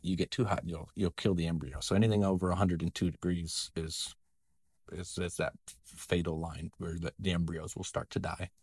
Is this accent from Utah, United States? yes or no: no; Nebraska, United States; now in Iowa, United States; I grew up in Nebraska in a small town of about two hundred people